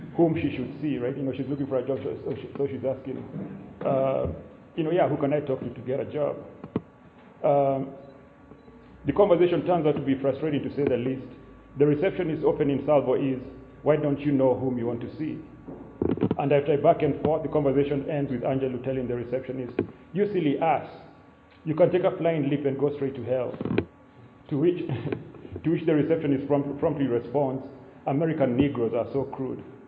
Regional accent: Limuru, Kiambu County, Kenya; moved away as an adult; also born or lived in Pennsylvania, United States; now in Ithaca, United States; Limuru is my home.

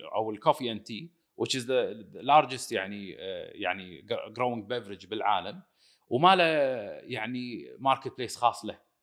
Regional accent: Kuwait; also born or lived in United States; رجعنا من الكويت من الدراسه

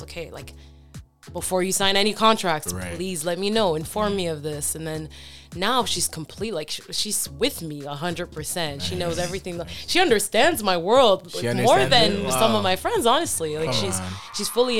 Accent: France; now in Toronto, Canada; I was born in France. I grew up half my life in France.

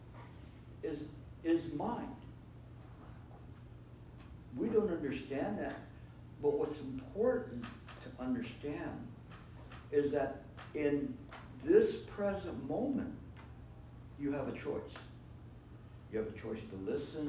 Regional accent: California, United States; I come from California

